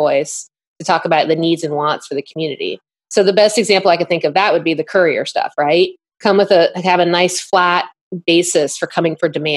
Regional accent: Northeast, United States; My family's actually from out West, but I grew up in the Northeast

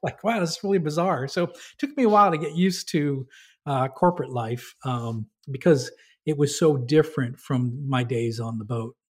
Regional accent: New Hampshire, United States; moved away; I grew up in New Hampshire

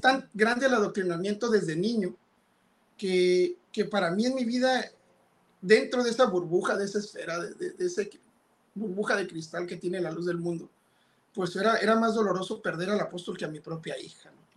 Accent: Ensenada, Baja California, Mexico; Yo nací en Ensenada, Baja California, que, en México

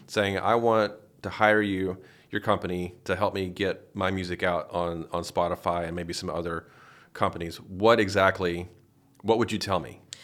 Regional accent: Paducah, Kentucky, United States; I'm from Paducah, which is Western

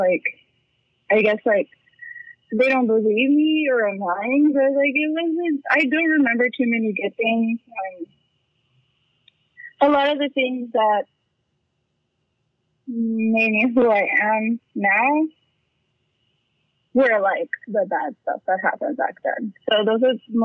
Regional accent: San Antonio, Texas, United States; I was born and raised in San Antonio, Texas. I'm still here. I'm actually currently living in my childhood home.

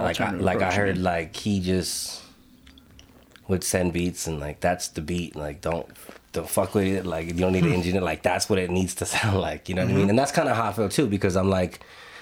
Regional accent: Los Angeles, California, United States; moved away as an adult; also born or lived in Albuquerque, New Mexico; now in Bernalillo, United States; I'm originally from Los Angeles, born and raised California, Los Angeles. You know, I moved out to Albuquerque 2012

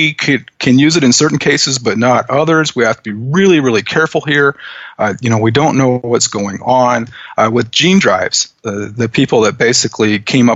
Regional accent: Western Iowa, United States; ever since I was a kid, I grew up in Western Iowa

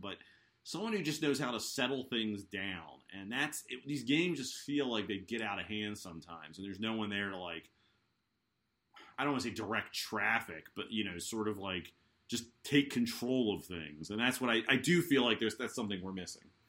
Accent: United States; I'm American

